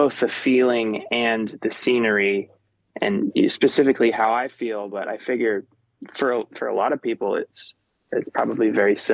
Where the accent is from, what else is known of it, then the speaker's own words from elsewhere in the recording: Florida Keys, United States; moved away as an adult; also born or lived in Nashville; now in Los Angeles, United States; I'm from the Florida Keys, where I'm just surrounded by ocean